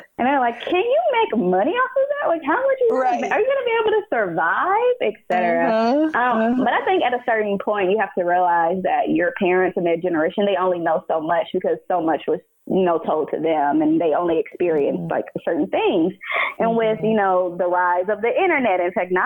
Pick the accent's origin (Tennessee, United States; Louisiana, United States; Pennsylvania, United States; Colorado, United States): Tennessee, United States; Nashville; moved away as an adult; now in New York, United States; growing up in Nashville